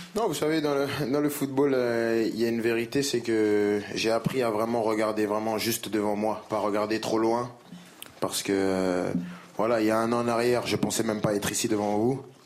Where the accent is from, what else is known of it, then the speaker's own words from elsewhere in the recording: France; je suis français